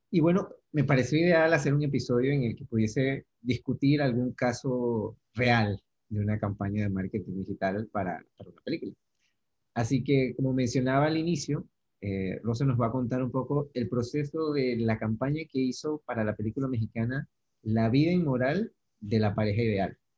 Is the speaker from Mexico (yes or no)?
no; Panama; accent: Panamanian; a mí me pasó lo mismo en España, o sea, más que entenderlos a ellos, poder hacerme entender fue un reto grande, hablaba muy rápido, hablaba muy panamiza